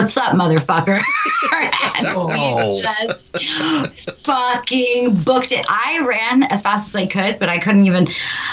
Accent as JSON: {"language": "English", "region": "California", "country": "United States", "said": "I'm fucking from California"}